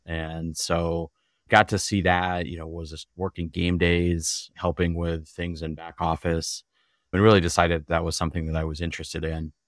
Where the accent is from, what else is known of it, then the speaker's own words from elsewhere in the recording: Glendale, Wisconsin, United States; Grew up in Glendale